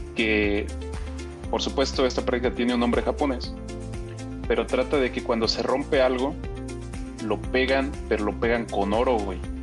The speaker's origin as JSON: {"language": "Spanish", "country": "Mexico", "said": "soy mexicano."}